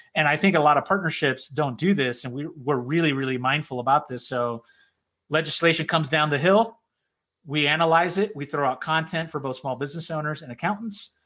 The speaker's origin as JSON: {"language": "English", "region": "South Florida", "country": "United States", "tie": "born or raised there", "said": "Puerto Rican background, born and raised in South Florida"}